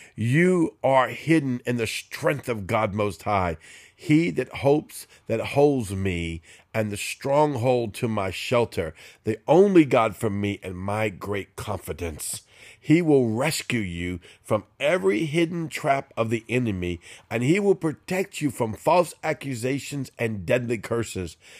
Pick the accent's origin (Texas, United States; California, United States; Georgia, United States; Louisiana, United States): Louisiana, United States; New Orleans; I'm a Cajun from New Orleans